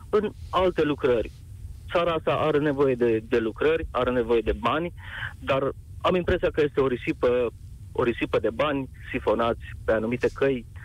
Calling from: Arad, Arad County, Romania; ce rol au, sunt din Arad, ce rol au acele firme private

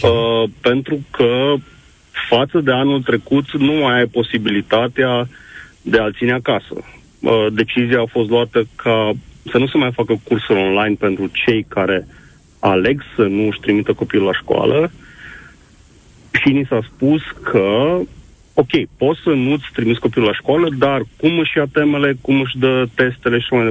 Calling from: Timișoara, Timiș County, Romania; Bună ziua! Sunt din Timișoara.

